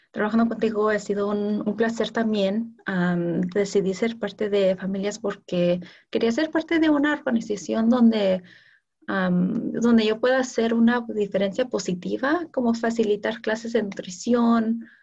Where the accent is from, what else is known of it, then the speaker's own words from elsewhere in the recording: California, United States; yo crecí en el Valle de San Fernando, en California.